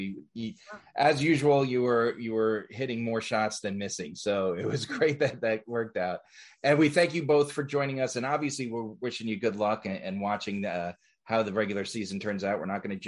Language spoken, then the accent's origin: English; New Jersey, United States; now in Atlanta, United States; I'm from the Northeast as well. I grew up in North Jersey